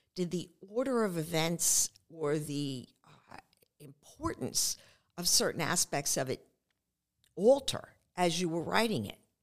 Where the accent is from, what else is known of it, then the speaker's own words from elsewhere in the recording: New York City, New York, United States; growing up on Staten Island